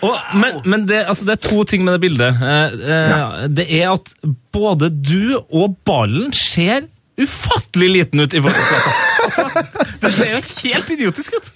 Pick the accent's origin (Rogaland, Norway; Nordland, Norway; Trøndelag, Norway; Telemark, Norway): Trøndelag, Norway; både som trønder, nordmann